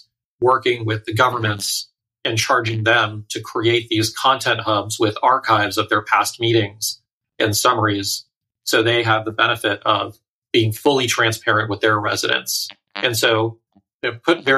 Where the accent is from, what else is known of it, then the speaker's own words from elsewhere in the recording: Saratoga, California, United States; I was born in the Bay Area, so I grew up in a town called Saratoga, which is borders Cupertino